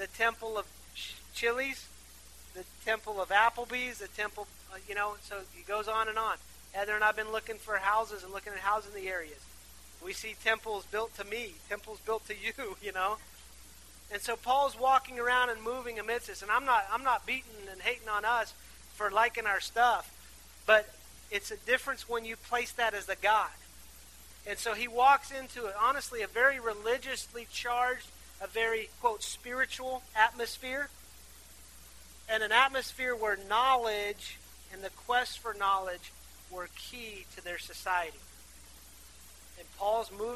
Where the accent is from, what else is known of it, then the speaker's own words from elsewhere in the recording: Athens, West Virginia, United States; I grew up in Athens. It's a beautiful place. It's a small town in West Virginia